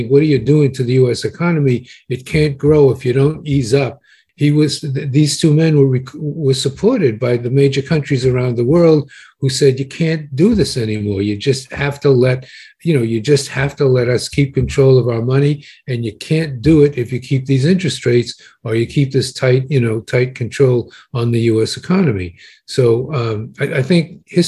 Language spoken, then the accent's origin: English; United States; I'm an American